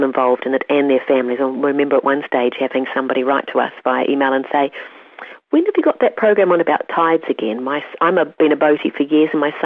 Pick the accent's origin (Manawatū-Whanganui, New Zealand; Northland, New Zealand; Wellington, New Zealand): Northland, New Zealand; the Far North; As a child, growing up in Kaikoura in the far north, we had a creek